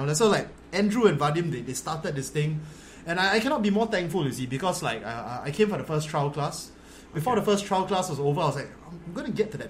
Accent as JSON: {"language": "English", "country": "Singapore", "said": "back home in Singapore"}